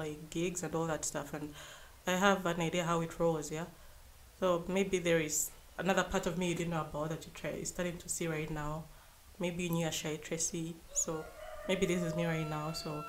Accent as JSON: {"language": "English", "region": "Western Region", "country": "Uganda", "said": "I come from the West"}